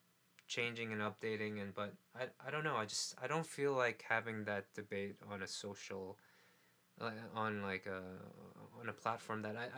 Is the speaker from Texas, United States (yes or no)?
no; New York City, New York, United States; I grew up in New York City.